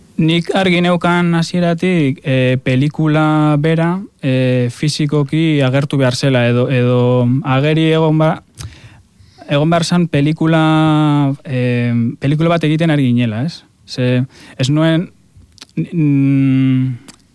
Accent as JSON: {"language": "Basque", "area": "a town by Mount Gorbeia", "region": "Basque Country", "country": "Spain", "said": "hartzentza dago nire herrian oso presente, gorbeia daukagulako hor herrian"}